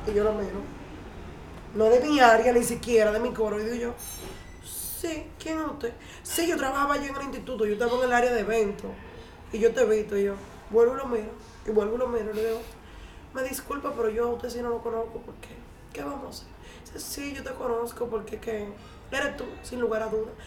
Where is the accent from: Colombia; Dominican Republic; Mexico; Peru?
Dominican Republic; Cibao; soy cibaeña